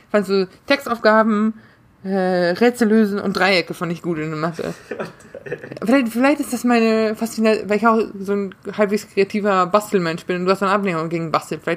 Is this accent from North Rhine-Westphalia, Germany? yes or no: yes; North Rhine-Westphalia, Germany; Ich komme ich komm aus NRW. Anständiges Bundesland im Prinzip.